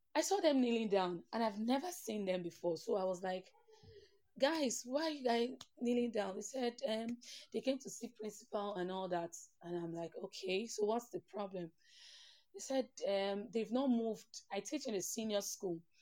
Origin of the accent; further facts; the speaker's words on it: Port Harcourt, Rivers State, Nigeria; I grew up in Port Harcourt, Nigeria